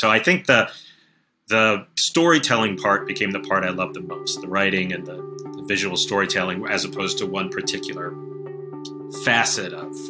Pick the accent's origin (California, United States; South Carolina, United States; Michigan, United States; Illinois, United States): Michigan, United States; Detroit; moved away; also born or lived in Ohio; I'm from the Detroit area.